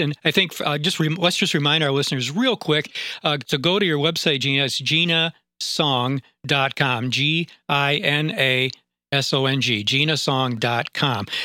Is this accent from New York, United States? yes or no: yes; upstate New York, United States; moved away; I'm from upstate New York